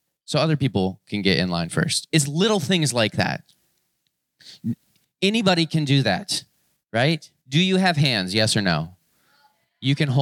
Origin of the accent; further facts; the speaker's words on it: Florida, United States; moved away; I grew up in Florida